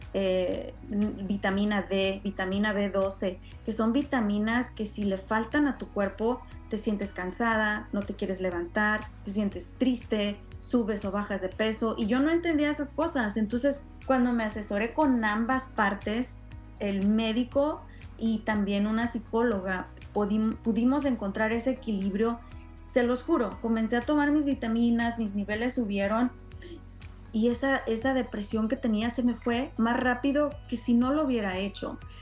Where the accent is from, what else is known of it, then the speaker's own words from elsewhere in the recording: Mexico; now in United States; como latina criada en México